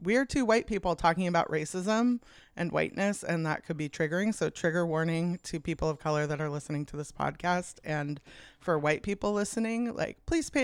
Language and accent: English; Olympia, Washington, United States; I grew up in Olympia.